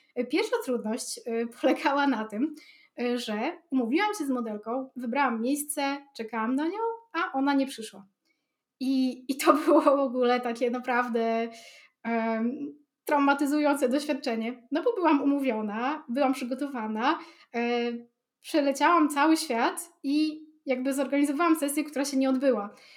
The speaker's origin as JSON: {"language": "Polish", "town": "Białystok", "region": "Podlaskie Voivodeship", "country": "Poland", "tie": "born or raised there", "said": "u mnie w Białym Stoku"}